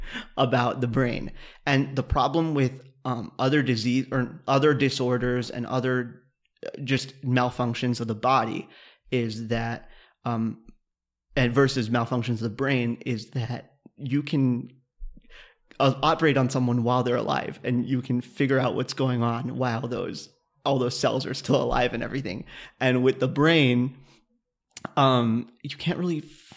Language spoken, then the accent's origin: English; Kansas, United States; moved away; I grew up in Kansas, so the seasons in Kansas are severe